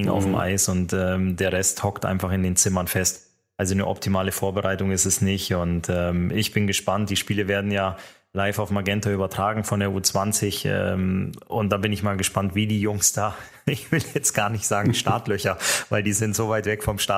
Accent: Finland; Aber alle werden es mir verzeihen, dass ich natürlich ähm, meinem Heimatland Finnland eben auch die Daumen drücken muss.

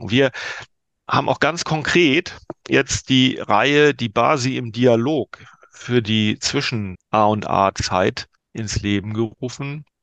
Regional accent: Northern Germany, Germany; Als, als Norddeutscher muss man sagen, war nicht ganz klein.

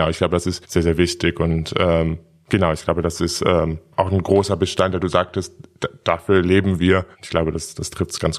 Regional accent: Dortmund, North Rhine-Westphalia, Germany; now in Berlin, Germany; Im wunderschönen Dortmund.

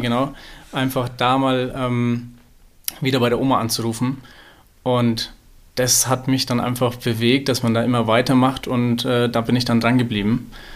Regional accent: Nuremberg, Bavaria, Germany; Ich komme ja aus Nürnberg.

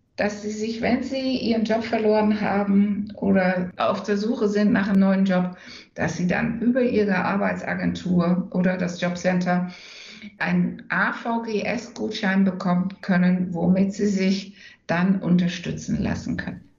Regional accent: Enschede, Overijssel, Netherlands; German is a second language; moved away as an adult; also born or lived in London / Hamburg; now in Germany; ich bin Niederlanderin, dann ich bin auch tatsächlich Niederländerin, weil ich komme ja aus Enschede

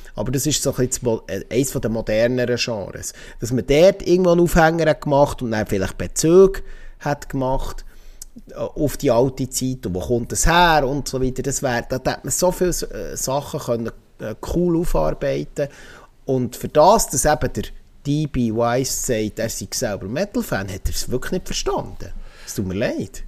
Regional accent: Switzerland; als Schweizer

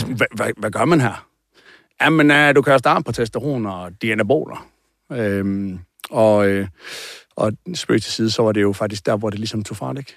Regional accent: Aarhus, Central Denmark Region, Denmark; born or raised there

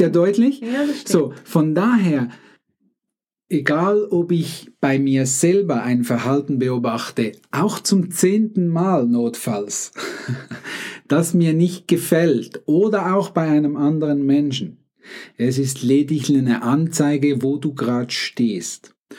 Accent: Switzerland; accent: Swiss; ich bin Schweizer, mein Akzent ist tendenziell noch ein bisschen schweizerisch.

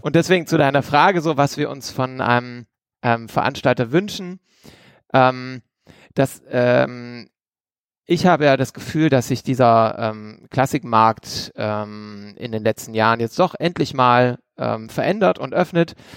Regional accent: Esslingen district, Baden-Württemberg, Germany; aus dem Landkreis, aus dem ich auch komme

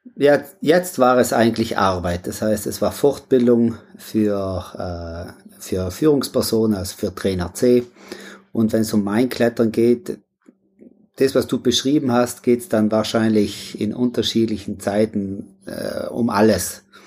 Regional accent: South Tyrol, Trentino-Alto Adige, Italy; Ja, ich komme aus Südtirol, da lebe ich auch und so direkt am Alpenhauptkamm im äh, Pflerstahl

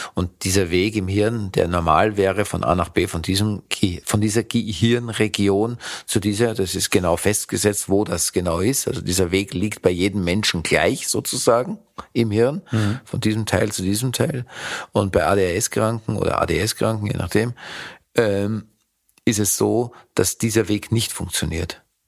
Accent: Vienna, Austria; Ich habe im zweiten Bezirk gewohnt, ich bin ein Kind des zweiten Bezirkes, nennt sich Leopoldstadt

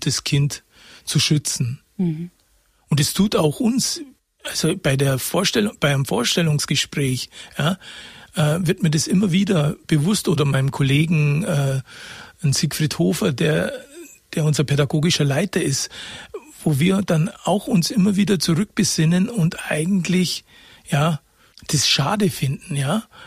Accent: Karlshofen, Bavaria, Germany; moved away; also born or lived in Oberstaufen / Munich; Ich habe eine schöne Kindheit gehabt in Karlshofen

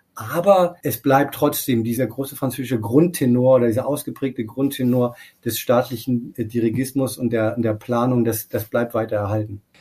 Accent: Germany; also born or lived in Berlin; now in Paris, France

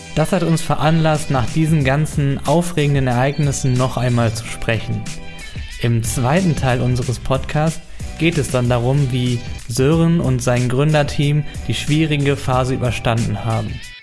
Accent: North Rhine-Westphalia, Germany; Wir kommen beide aus Ostwestfalen und waren auf der gleichen Schule fürs Abitur.

